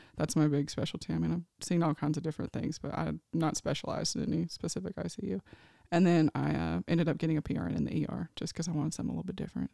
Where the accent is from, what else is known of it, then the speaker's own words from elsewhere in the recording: Nashville, Tennessee, United States; moved away as an adult; now in California, United States; I am from Nashville, Tennessee. I was born and raised there.